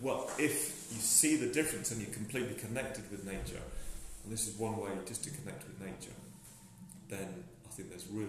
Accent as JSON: {"language": "English", "region": "England", "country": "United Kingdom", "said": "I'm definitely a white settler. I'm English and I'll always be English. And I'll be reminded that I'm English in a nice way, very nice way."}